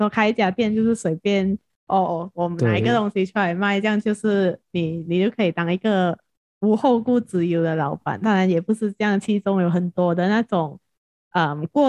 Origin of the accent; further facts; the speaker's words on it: Penang, Malaysia; base 在槟城，就是我们的家乡